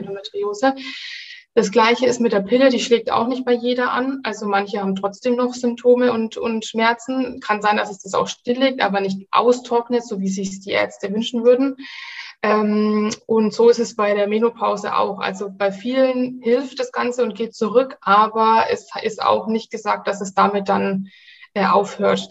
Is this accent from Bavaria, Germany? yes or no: yes; Nuremberg, Bavaria, Germany; ich komme aus Nürnberg